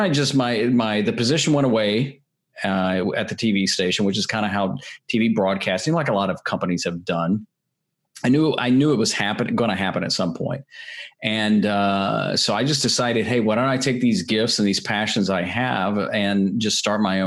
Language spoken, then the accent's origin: English; Nashville, Tennessee, United States; I'm originally from Nashville, Tennessee